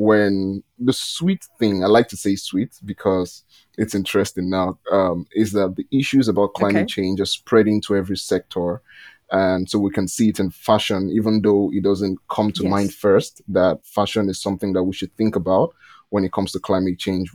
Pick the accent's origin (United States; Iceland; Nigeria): Nigeria; I'm from Nigeria.